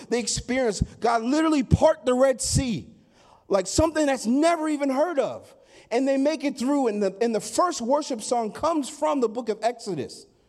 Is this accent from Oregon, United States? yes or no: yes; Sandy, Oregon, United States; I hail from Sandy, Oregon.